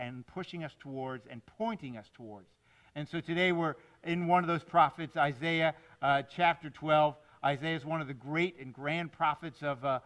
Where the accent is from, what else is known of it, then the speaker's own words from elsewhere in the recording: Miami, Florida, United States; I grew up in Miami in the 70s